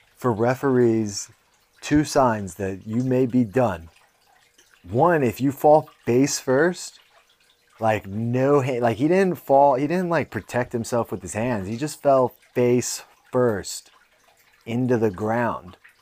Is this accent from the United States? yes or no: yes; San Jose, California, United States; I grew up pretty fucking middle class. I mean, you think about being in San Jose